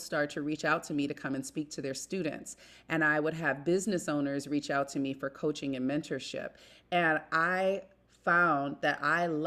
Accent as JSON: {"language": "English", "town": "Detroit", "region": "Michigan", "country": "United States", "tie": "born or raised there", "moved": "yes", "lives_now": "New York area, United States", "said": "So I currently live in the New York area, but I grew up in Detroit, Michigan"}